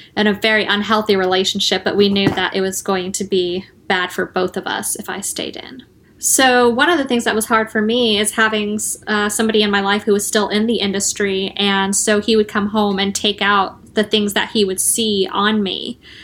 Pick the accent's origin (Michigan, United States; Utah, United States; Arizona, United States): Arizona, United States; moved away; my home state of Arizona